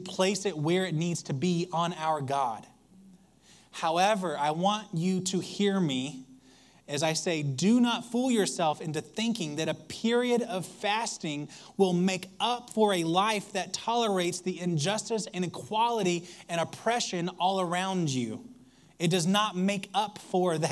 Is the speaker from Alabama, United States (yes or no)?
yes; Alabama, United States; I grew up in Alabama